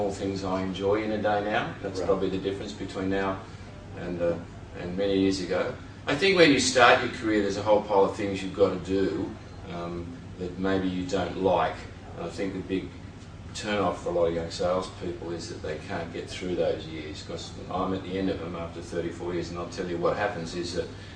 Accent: Sydney, New South Wales, Australia; moved away as an adult; now in Byron Bay, Australia; I grew up in the Shire, I'm a Shire boy.

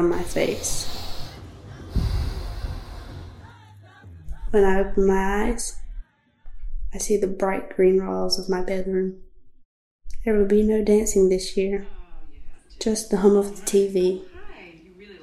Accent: Buckhead, North Carolina, United States; I'm 17 years old and I'm from Buckhead

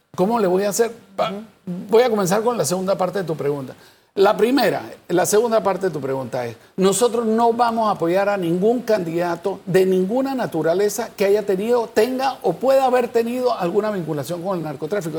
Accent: Panama; yo soy panameño

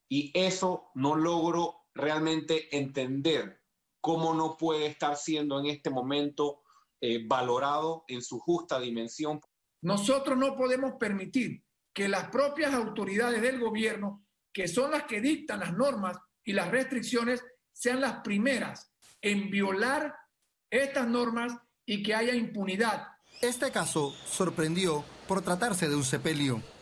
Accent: Panama; como panameños nosotros eh, respetamos los derechos humanos.

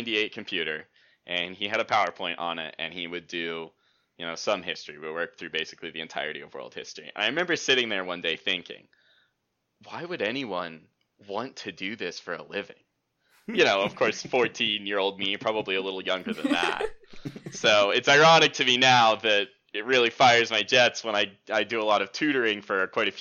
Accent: Morgantown, West Virginia, United States; I grew up here in Morgantown. I've been here, I don't know, 15 years probably now.

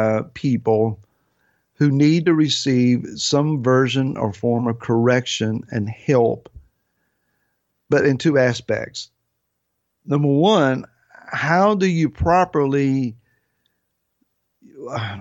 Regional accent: Grassy Creek, United States; now in Gloucester, United States; I was raised in a place called Grassy Creek

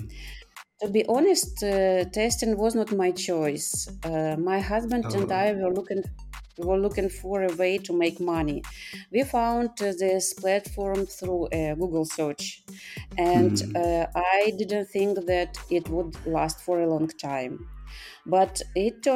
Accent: Ukraine; moved away as an adult; now in Spain; I'm from Ukraine, but now due to some events, I live in Spain

